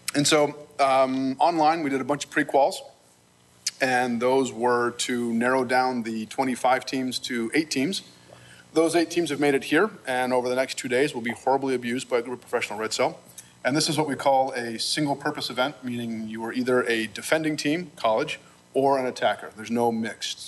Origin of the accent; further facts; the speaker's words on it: Lancaster, Pennsylvania, United States; I'm from Lancaster. We're simpler there